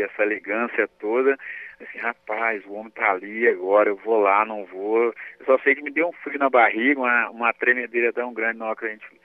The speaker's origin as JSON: {"language": "Portuguese", "region": "interior of Minas Gerais", "country": "Brazil", "also_born_or_lived": "Lagoa da Prata", "said": "nós que, que viemos aqui do interior de Minas"}